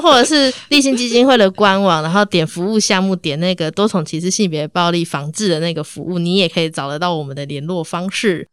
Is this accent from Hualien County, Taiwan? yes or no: no; Tainan, Taiwan; 我是台南人